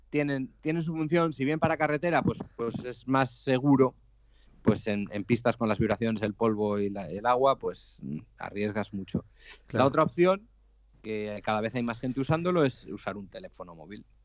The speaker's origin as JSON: {"language": "Spanish", "town": "Santoña", "region": "Cantabria", "country": "Spain", "said": "Soy un cántabro de Santoña, 39 años"}